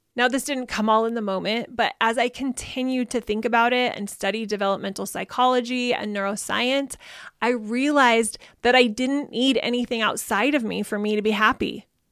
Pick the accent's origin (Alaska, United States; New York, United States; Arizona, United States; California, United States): Arizona, United States; I grew up in Arizona where we get a couple of inches of rain every year